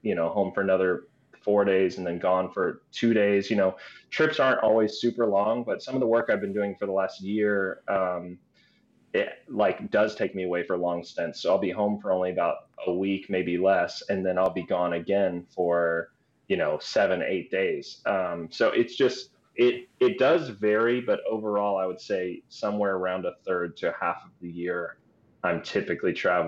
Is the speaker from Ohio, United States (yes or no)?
no; Tallahassee, Florida, United States; part Asian and growing up in like a weird town in the South, like Tallahassee.